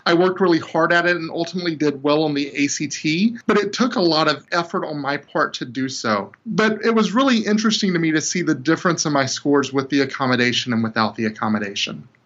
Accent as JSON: {"language": "English", "area": "45 minutes from Alexandria", "region": "Louisiana", "country": "United States", "tie": "born or raised there", "said": "Here I am in Alexandria, Louisiana, which is 45 minutes away from my hometown"}